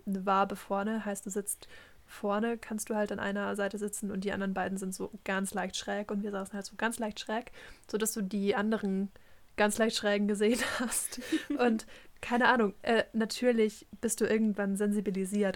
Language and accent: German; Germany; first language German; haben dann halt auf Deutsch geredet, wie das halt so unsere Muttersprache ist